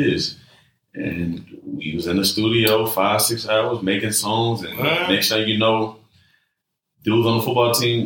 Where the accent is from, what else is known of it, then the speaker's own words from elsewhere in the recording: Dallas, Texas, United States; I grew up in Oak Cliff.